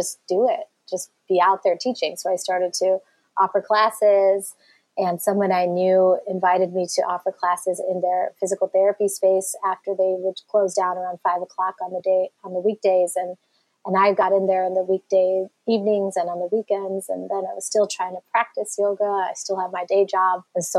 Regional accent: 20 miles from Detroit, a small town in Michigan, United States; I also grew up in a small town in Michigan in the suburbs, just 20 miles from Detroit

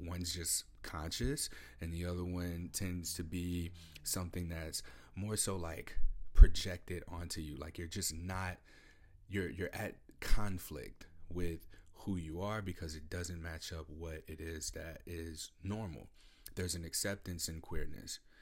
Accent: Midwest, United States; now in Pacific Northwest, United States; I'm from the Midwest. I live in the Pacific Northwest.

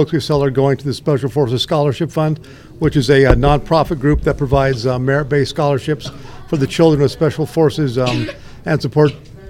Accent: Oregon, United States; I grew up in Oregon.

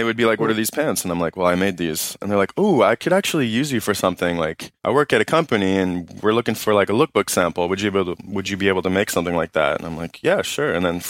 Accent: Toronto, Ontario, Canada; I'm from Toronto. Who the fuck is this guy? But, yeah, I don't know. I like Toronto a lot.

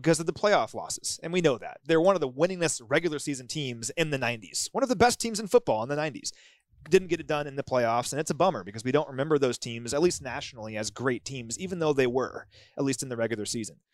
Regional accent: Kansas City, Missouri, United States; I grew up in Kansas City

